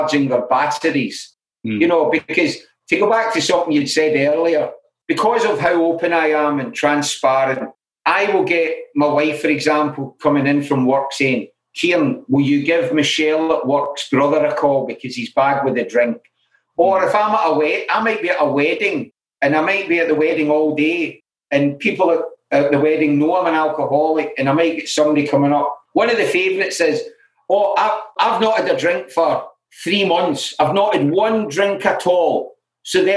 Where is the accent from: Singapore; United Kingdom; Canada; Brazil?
United Kingdom; Glasgow, Scotland; I grew up in Glasgow